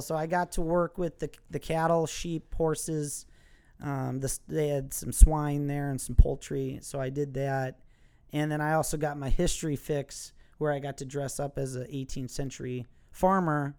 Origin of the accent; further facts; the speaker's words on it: Milwaukee, Wisconsin, United States; accent: Wisconsin; I was born and raised in Milwaukee, Wisconsin